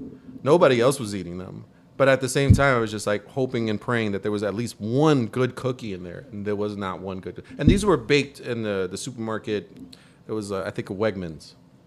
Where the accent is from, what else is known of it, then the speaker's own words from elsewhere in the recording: New York, United States; As a New Yorker, you know, I've never had pizza and fries together